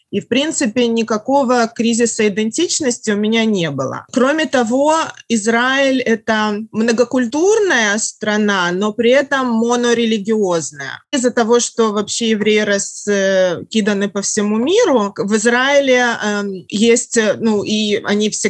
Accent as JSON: {"language": "Russian", "country": "Russia", "tie": "born or raised there", "also_born_or_lived": "Germany / Yaroslavl / Saint Petersburg / Khabarovsk", "said": "Я родилась в Германии. Когда мне было пять лет, э, я приехала в Россию. Ну, тогда это еще был Советский Союз. Я жила в Москве, в Ярославле, в Петербурге, на Дальнем Востоке, в Приморье и в Хабаровске."}